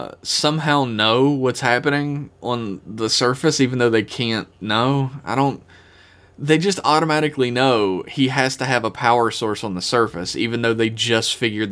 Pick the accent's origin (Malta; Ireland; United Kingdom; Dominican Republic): Ireland; I am Irish, it's fine.